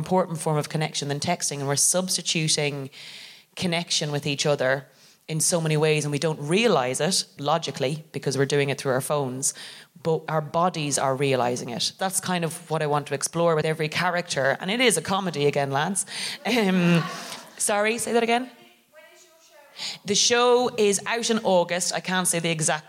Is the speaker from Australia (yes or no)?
no; Ireland; now in London, United Kingdom; I'm very privileged as an English speaking immigrant to arrive here and be able to immediately roughly be myself, even under the guise of being Irish